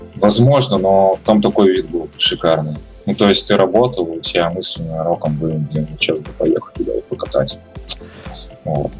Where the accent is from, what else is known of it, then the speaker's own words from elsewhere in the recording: Russia; also born or lived in Kazakhstan; Я казах по национальности. Вырос я в России, потом переехал в Казахстан, учился в школе и вернулся обратно сюда